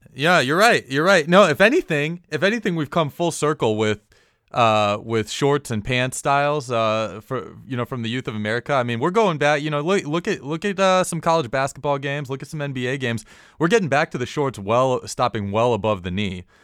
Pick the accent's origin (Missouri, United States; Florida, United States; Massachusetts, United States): Florida, United States; growing up in Florida